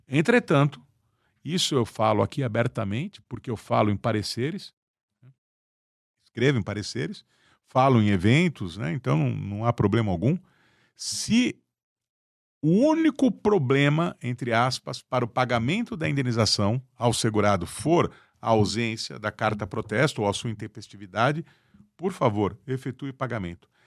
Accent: Brazil

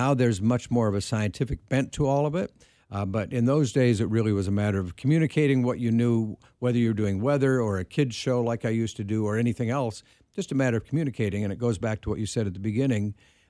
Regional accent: Wisconsin, United States; I grew up in Wisconsin.

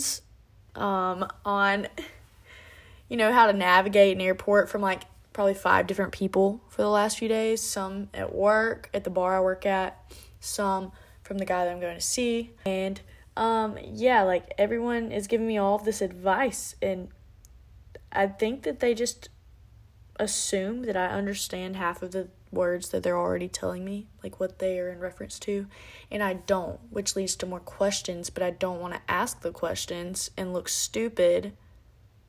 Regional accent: South Alabama, United States; I'm from Alabama. South Alabama

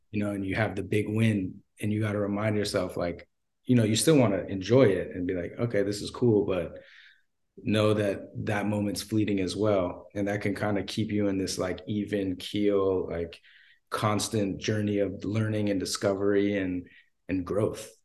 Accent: Los Angeles, California, United States; I'm from Los Angeles, L A native

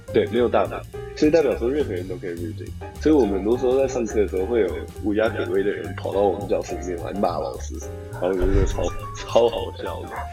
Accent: Shanghai, China; moved away as an adult; now in United States; 我从小在上海长大，给我我去上国际学校

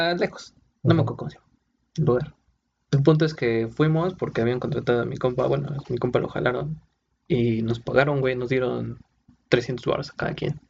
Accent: Puebla, Mexico; Nosotros somos de Puebla

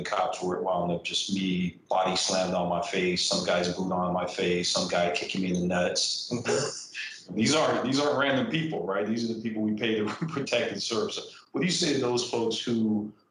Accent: San Diego, California, United States; growing up in Southeast San Diego, that if I got stopped by the cops and I didn't run, I was getting my ass whooped

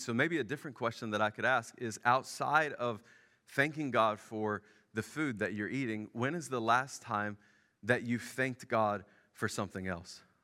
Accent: Memphis, Tennessee, United States; moved away; I grew up in Memphis

